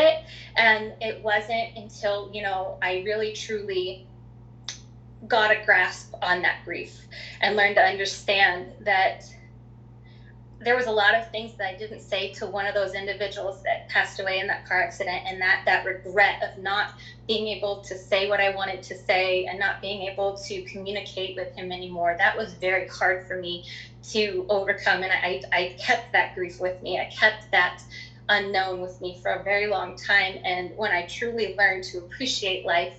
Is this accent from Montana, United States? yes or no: yes; Three Forks, Montana, United States; also born or lived in New Jersey / Colorado; I was born in New Jersey, quickly then moved to Colorado. Then we ended up in Montana in a very small community in Southeast Montana called Three Forks.